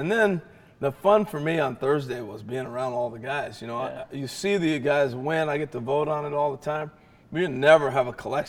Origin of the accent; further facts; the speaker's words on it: West Coast, United States; now in Montclair, New Jersey, United States; I grew up on the West Coast, okay?